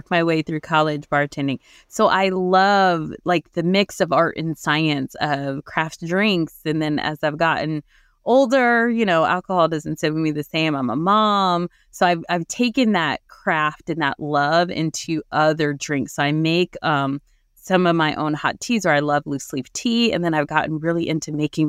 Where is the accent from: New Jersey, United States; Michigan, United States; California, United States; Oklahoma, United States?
New Jersey, United States; I was born and raised in New Jersey